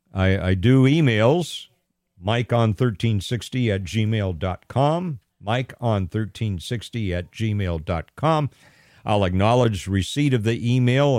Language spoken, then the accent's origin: English; Pasadena, California, United States; moved away; born and raised in Pasadena, California, in Southern California